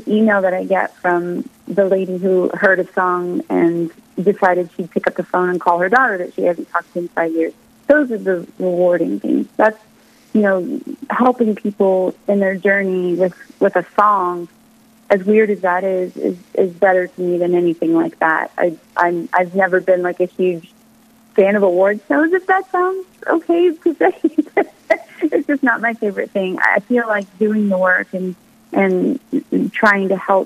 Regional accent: United States; now in Nashville, United States; I'm an American

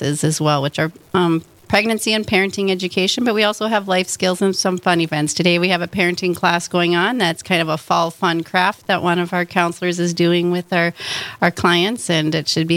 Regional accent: North Dakota, United States; also born or lived in Duluth, Minnesota / Bismarck, North Dakota / Grand Forks, North Dakota / Fargo, North Dakota; I grew up in North Dakota

